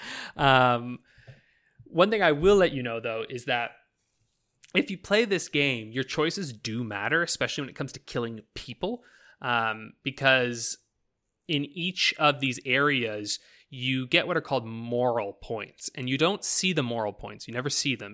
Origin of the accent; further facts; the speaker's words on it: Canada; I'm fucking Canadian.